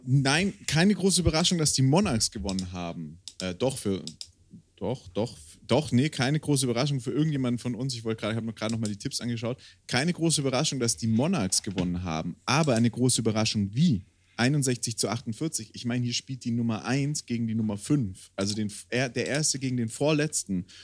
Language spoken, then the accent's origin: German; Swabia, Germany; now in Bavaria, Germany; als Bayer, also als in Bayer lebender Schwabe